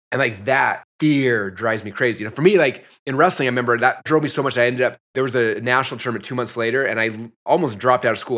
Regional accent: Utah, United States; moved away as an adult; also born or lived in Idaho; I grew up in Utah, so I wrestled in Utah

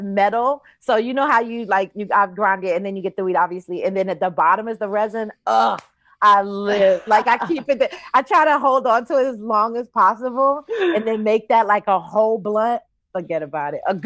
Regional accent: Washington, District of Columbia, United States; now in Los Angeles, United States; I'm from Washington, D.C. I go home as much as possible.

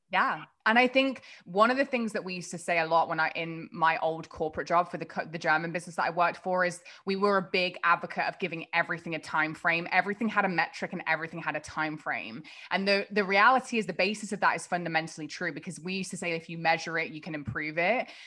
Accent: England, United Kingdom; moved away; I grew up across the pond, uh, in a pretty small kind of town in England

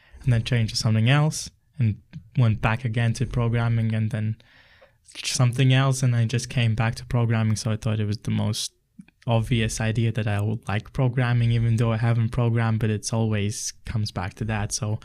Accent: Riga, Latvia; moved away as an adult; now in Denmark; I'm from Latvia. I lived in the capital city, Riga.

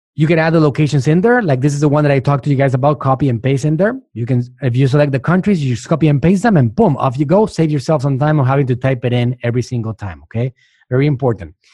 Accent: Puerto Rico; moved away as an adult; also born or lived in Mexico; now in United States; I'm from Puerto Rico

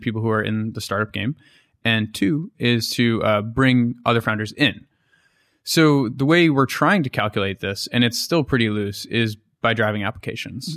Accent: Boston, Massachusetts, United States; moved away as an adult; also born or lived in New York; I'm from Boston or near Boston

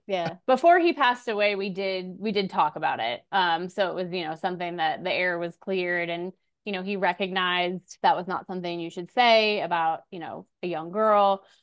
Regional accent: Orlando, Florida, United States; now in Castle Pines, United States; I was born in Orlando, Florida

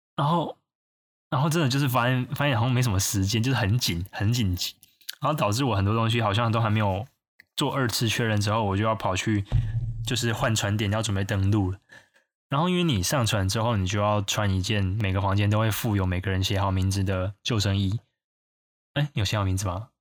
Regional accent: Taiwan; 因为你整个船上就只有我一个台湾人

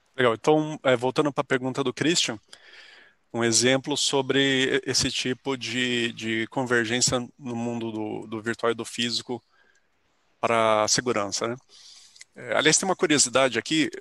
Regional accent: São José dos Campos, São Paulo, Brazil; moved away as an adult; now in São Carlos, Brazil; ainda em São José dos Campos, que é onde eu nasci, eu fiz colégio técnico lá, na ETEP

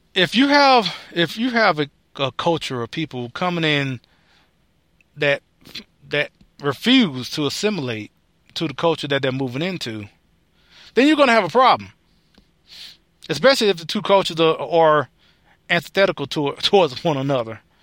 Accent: United States; I, as an American

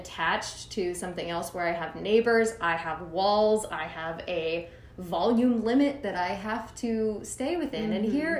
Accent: Little Rock, Arkansas, United States; now in Nashville, United States; So originally from Little Rock, Arkansas. So I moved to Austin first, actually.

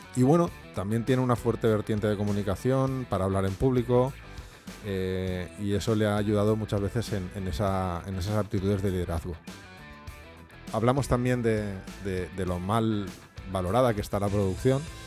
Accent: Valencia, Valencian Community, Spain; ahora está en mi tierra, en Valencia

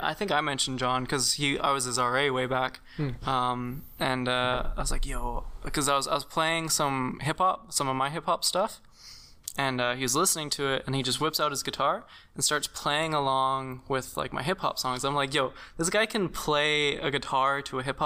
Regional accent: Western Canada, the Prairies, Canada; now in Eastern Canada; I'm from out west. I'm not even from Eastern Canada. I'm like prairie boy.

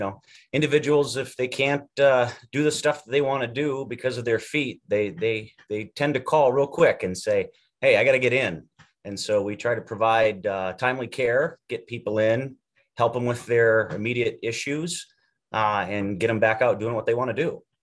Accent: Iowa, United States; We came from Iowa and did all of our education there.

